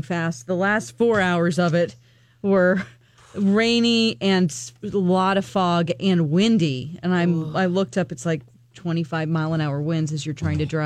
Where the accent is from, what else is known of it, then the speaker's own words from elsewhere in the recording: Missouri, United States; moved away; in Missouri, in my hometown